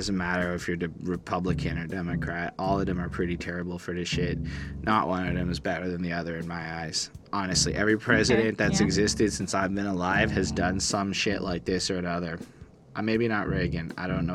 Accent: Canada; as a Canadian

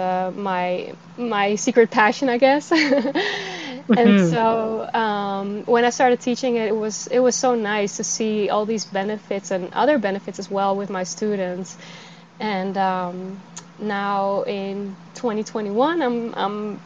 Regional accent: Netherlands; moved away as an adult; also born or lived in California; I'm from the Netherlands. I moved to California.

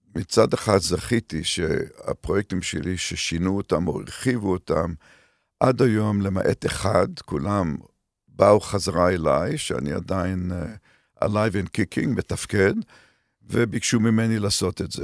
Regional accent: Haifa, Haifa District, Israel; moved away as an adult; also born or lived in Canada; לרקע שלי כישראלי שגדל בישראל של שנות ה-50, 40 ו-50

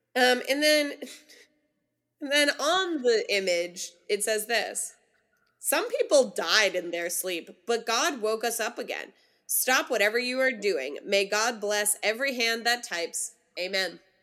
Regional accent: California, United States; as a Californian

